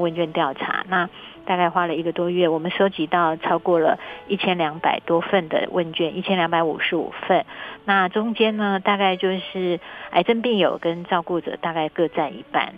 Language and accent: Chinese; Taiwan; 其实威胁我们台湾人很多人